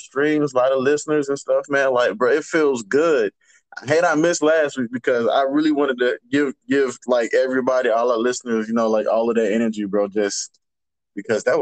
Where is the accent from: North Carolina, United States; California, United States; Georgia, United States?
Georgia, United States; I'm from Georgia.